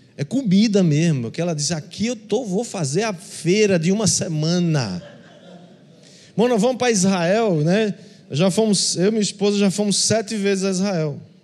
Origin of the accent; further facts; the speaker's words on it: Northeast Region, Brazil; como nordestinos